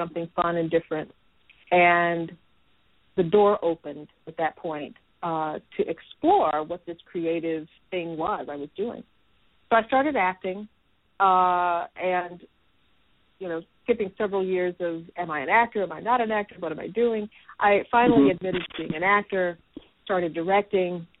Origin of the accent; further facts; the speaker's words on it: Nashville, Tennessee, United States; I grew up in a very creative environment. Here in Nashville, I grew up on Fisk University campus.